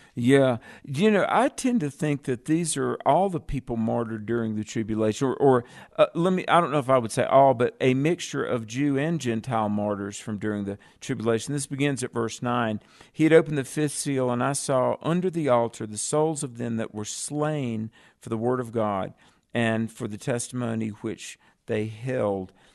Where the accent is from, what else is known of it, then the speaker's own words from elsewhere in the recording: the South, United States; accent: Southern; also born or lived in Colorado; I'm from the South